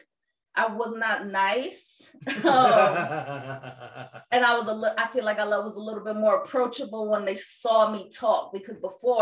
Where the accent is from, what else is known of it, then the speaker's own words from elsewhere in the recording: New York, United States; as a New Yorker that had friends with queer folks